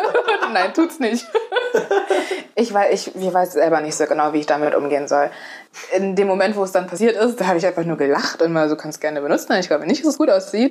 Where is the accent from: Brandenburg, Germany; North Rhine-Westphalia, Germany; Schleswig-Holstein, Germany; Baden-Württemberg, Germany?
North Rhine-Westphalia, Germany; Essen; now in Mainz, Germany; Also ich bin im Ruhrgebiet aufgewachsen